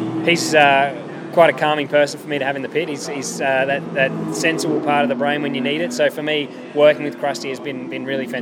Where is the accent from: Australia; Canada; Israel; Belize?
Australia; Adelaide, South Australia; at home in Adelaide